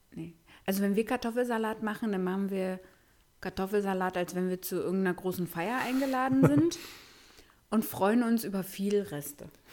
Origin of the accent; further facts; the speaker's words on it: Berlin, Germany; wir Berliner